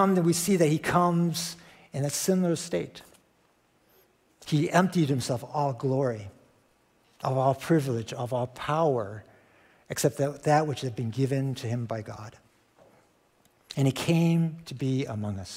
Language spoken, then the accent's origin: English; Chicago, Illinois, United States; moved away; Chicago, which is my hometown